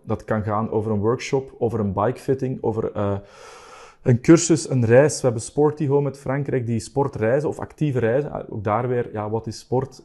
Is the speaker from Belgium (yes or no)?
yes; Belgium; ik ben er als Belg natuurlijk ergens wel heel fier op